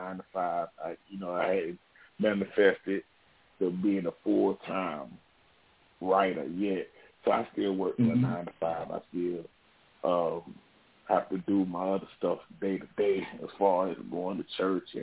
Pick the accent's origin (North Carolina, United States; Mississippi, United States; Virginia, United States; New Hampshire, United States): North Carolina, United States; Charlotte; I was growing up in Charlotte. And so I was, growing up in the hood in Charlotte